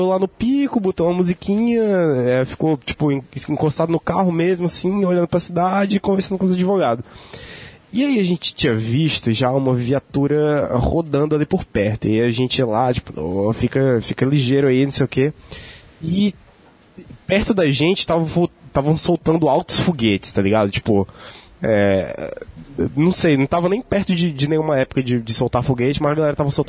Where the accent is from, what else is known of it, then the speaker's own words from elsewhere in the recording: Rio Grande do Sul, Brazil; born there; eu nasci no Rio Grande do Sul